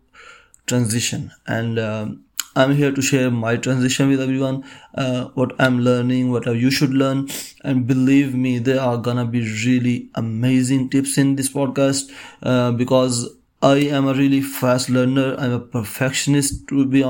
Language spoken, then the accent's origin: English; Pakistan; I am from Pakistan